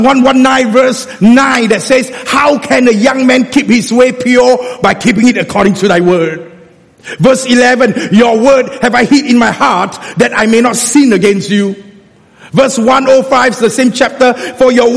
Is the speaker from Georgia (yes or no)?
no; Singapore; being a Singaporean, I don't even use the word walao. I speak Hokkien